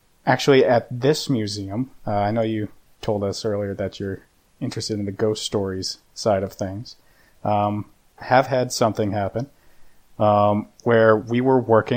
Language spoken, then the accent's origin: English; Dover, New Hampshire, United States; I grew up here in Dover